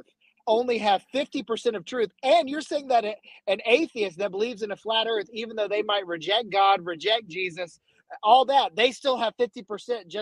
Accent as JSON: {"language": "English", "town": "Atlanta", "region": "Georgia", "country": "United States", "said": "I'm from Atlanta with Passion and Louis Giglio"}